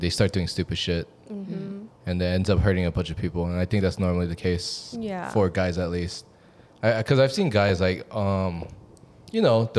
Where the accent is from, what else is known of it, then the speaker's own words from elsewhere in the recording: Suwanee, Georgia, United States; my friends in Georgia, my hometown, Suwannee